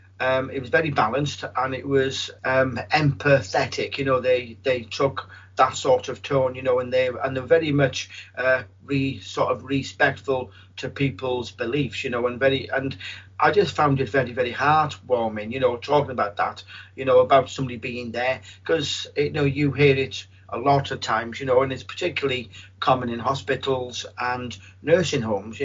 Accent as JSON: {"language": "English", "region": "North Wales", "country": "United Kingdom", "said": "I'm from North Wales, and they call the front room the parlour"}